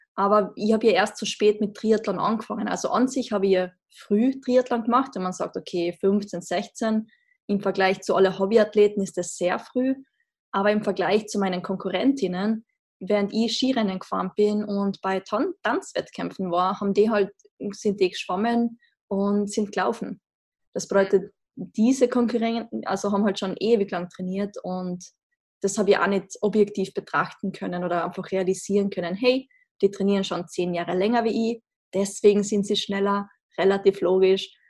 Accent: Austria; accent: Austrian dialect; wie man im Dialekt vielleicht hört, ich komme aus Österreich, sehr klischeehaft in den Alpen aufgewachsen

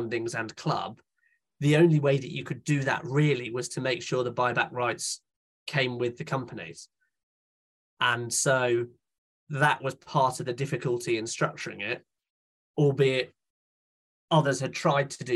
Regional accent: Charlton Mackrell, South West England, United Kingdom; moved away; I grew up in Charlton Mackerel and used to go to Yeovil every weekend, and then moved away because my parents moved away

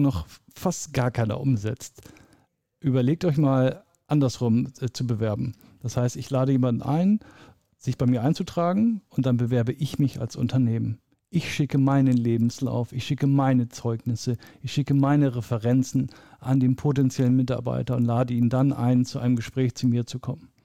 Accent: Lower Saxony, Germany; also born or lived in Bremen; now in Munich, Germany; bin in Bremen geboren und mhm. äh, in Niedersachsen groß geworden

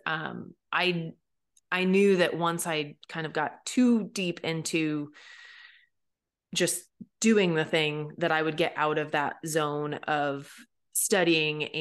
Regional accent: Pacific Northwest, United States; when I lived over here as you know a teenager and as a young child

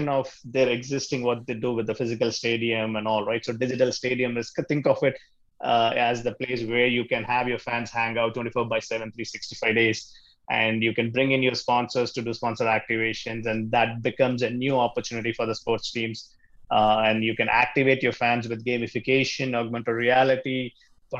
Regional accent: Chennai, Tamil Nadu, India; first language Tamil; English is a second language; moved away as an adult; now in Chicago, United States; I was born and brought up in India in the southern city called Chennai

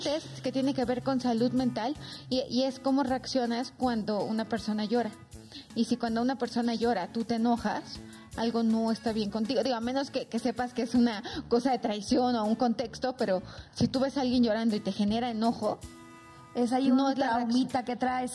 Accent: Oaxaca, Mexico; now in Mexico City, Mexico; soy oaxaqueña, entonces conozco más la cultura oaxaqueña

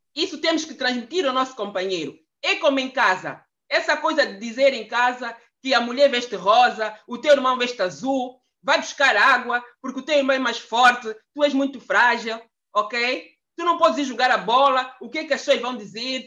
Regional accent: Angola; now in Brussels, Belgium; Eu sou angolana, eh, vivo, resido em Bruxelas há mais quase 30 anos

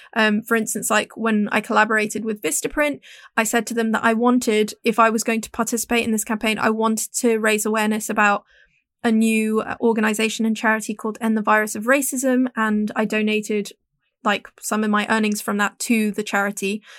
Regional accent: Hong Kong; growing up in Hong Kong, where we're we're just very straightforward

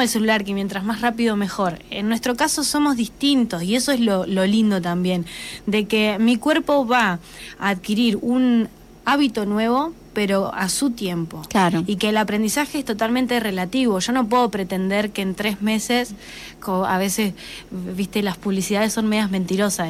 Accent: Macachín, La Pampa, Argentina; ambas somos de Macachín también

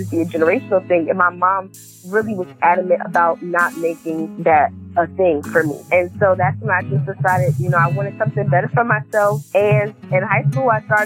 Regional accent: New Jersey, United States; moved away as an adult; I am originally from New Jersey

